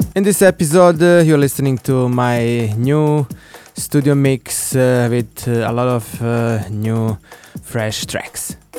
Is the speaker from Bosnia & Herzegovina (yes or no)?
yes; Banja Luka, Republika Srpska, Bosnia & Herzegovina; my hometown Banja Luka